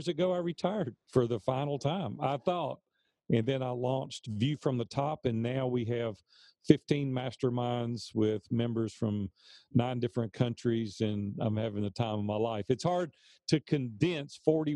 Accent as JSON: {"language": "English", "town": "Nashville", "region": "Tennessee", "country": "United States", "tie": "born or raised there", "said": "I'm from Nashville, Tennessee, and native Nashvillian"}